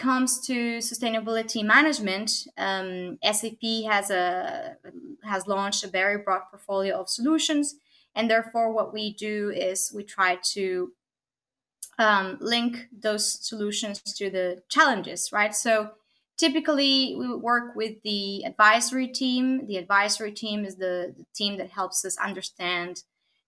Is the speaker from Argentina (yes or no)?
yes; Argentina; now in Copenhagen, Denmark; I'm here located in beautiful Copenhagen, Denmark, but I'm originally from Argentina